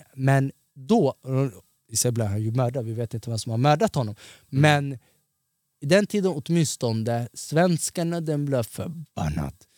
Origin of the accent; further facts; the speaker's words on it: Stockholm, Stockholm County, Sweden; also born or lived in Somalia (ancestry); jag är från Tensta.